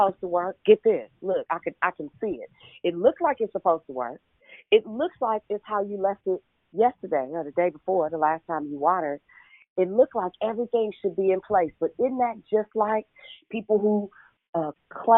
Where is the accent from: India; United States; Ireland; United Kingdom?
United States; Richmond; I'm from Richmond